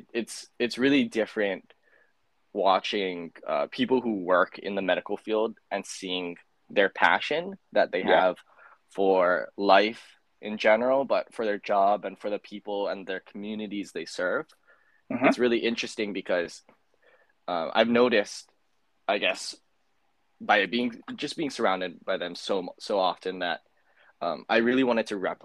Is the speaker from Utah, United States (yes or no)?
no; Hawaii, United States; I'm Native Hawaiian or I have to be Native Hawaiian to attend the school